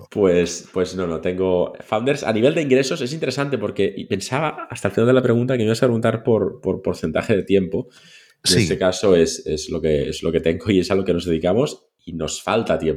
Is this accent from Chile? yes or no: no; Catalonia, Spain; Y somos eh, catalanes.